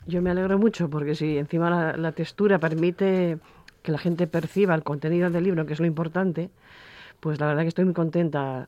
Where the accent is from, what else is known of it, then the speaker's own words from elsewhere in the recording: Asturias, Spain; mi tierra